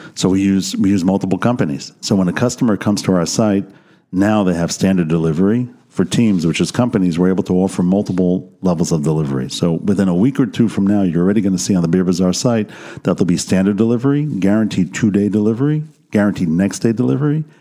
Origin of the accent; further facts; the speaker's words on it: United States; now in Israel; as an American coming into this country